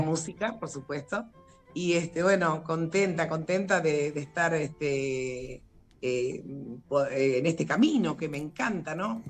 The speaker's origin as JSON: {"language": "Spanish", "town": "Pergamino", "region": "Buenos Aires Province", "country": "Argentina", "said": "yo aquí en Pergamino, la verdad, le agradezco, soy de Pergamino"}